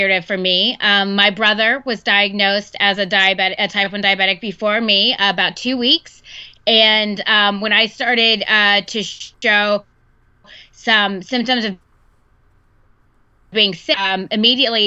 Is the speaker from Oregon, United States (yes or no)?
no; Texas, United States; now in Seattle, United States; I'm actually from Texas